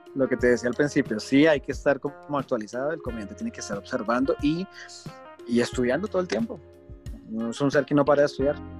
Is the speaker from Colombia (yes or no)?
yes; Colombia; Soy un colombiano aquí en su país